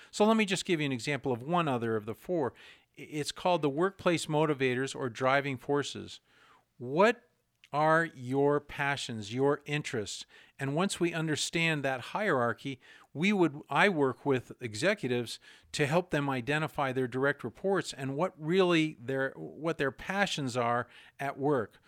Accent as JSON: {"language": "English", "region": "New Hampshire", "country": "United States", "said": "I'm from New Hampshire"}